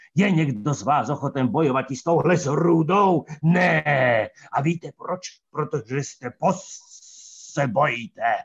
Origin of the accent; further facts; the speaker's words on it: Hriňová, Banská Bystrica Region, Slovakia; also born or lived in Brezno / Heľpa; potom sa naši presťahovali do Hriňovej, keď ja som mal 5 rokov